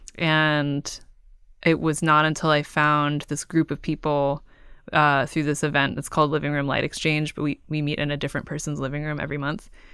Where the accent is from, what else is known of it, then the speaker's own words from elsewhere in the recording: Cupertino, California, United States; also born or lived in San Francisco; now in Oakland, United States; I grew up in Cupertino and I, I now live in Oakland and I lived in San Francisco before